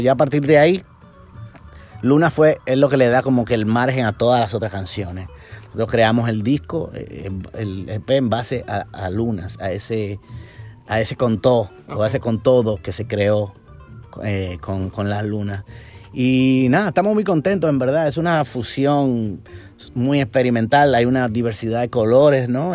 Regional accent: Dominican Republic; Yo nací en República Dominicana

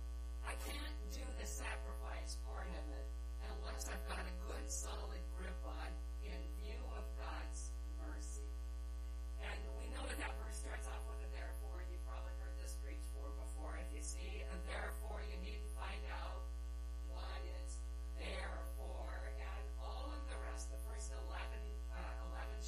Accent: Yakima, Washington, United States; I'm from Yakima, so I don't live very far away from here, and I was born and raised there

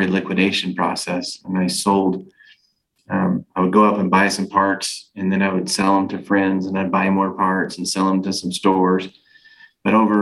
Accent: California, United States; now in Utah, United States; I'm originally from California, but I stayed here

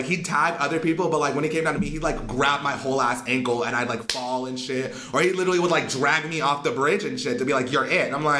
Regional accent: California, United States; If I wanted to, I'm from the hood. Like, I am from California.

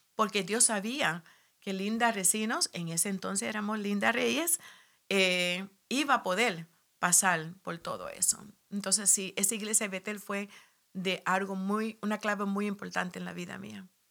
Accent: Puerto Rico; moved away as an adult; also born or lived in New York City, United States; soy nacida en Nueva York, como dijiste, y de padres puertorriqueños. Eh, a la edad de cinco años yo viajé a Puerto Rico

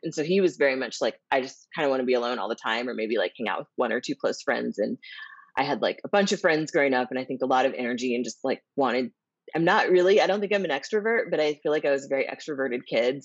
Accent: Springfield, Missouri, United States; I grew up in the Midwest. I grew up in Springfield, Missouri

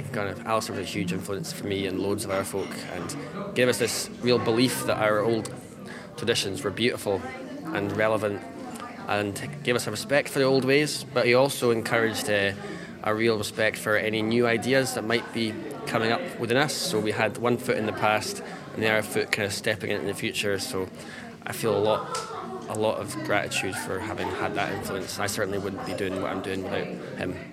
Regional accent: Loch Ness side, Scottish Highlands, Scotland, United Kingdom; I'm from Loch Ness side in the Scottish Highlands.

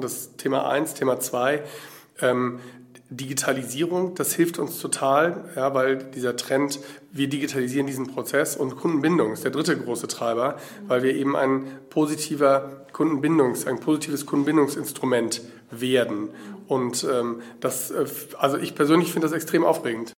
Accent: Berlin, Germany; ich komme aus Berlin

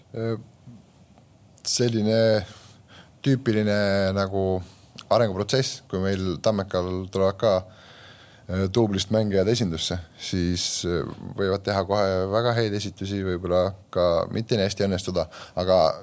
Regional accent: Elva, Tartu County, Estonia; ma olen sealt pärit, oma kodulinna klubi

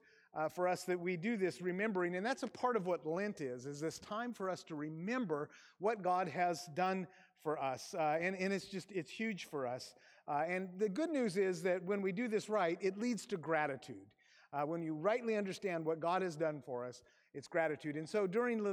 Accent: Aberdeen, Washington, United States; moved away as an adult; I grew up in Grace Harbor in Aberdeen, Washington

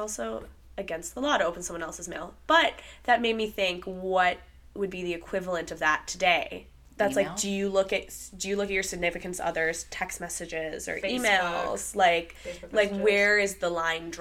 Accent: Midwest, United States; now in Los Angeles, United States; I think I'm from the Midwest

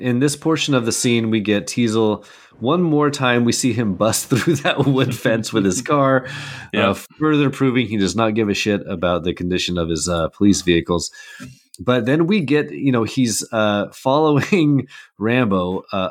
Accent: Pacific Northwest, United States; I grew up in the Pacific Northwest. I've lived here my whole life.

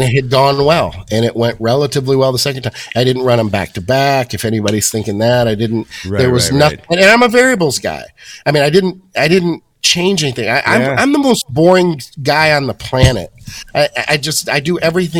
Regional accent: Michigan, United States; Born and raised in Michigan

